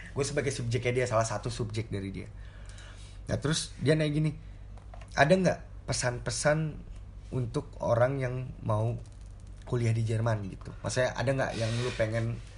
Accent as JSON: {"language": "Indonesian", "country": "Indonesia", "tie": "born or raised there", "also_born_or_lived": "Jakarta", "moved": "as an adult", "lives_now": "Germany", "said": "gue lahir di Indonesia"}